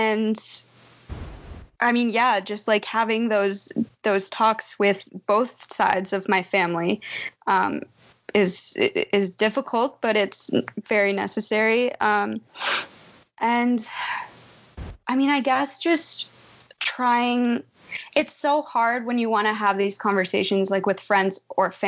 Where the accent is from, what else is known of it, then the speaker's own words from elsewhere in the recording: Minnesota, United States; as a Minnesotan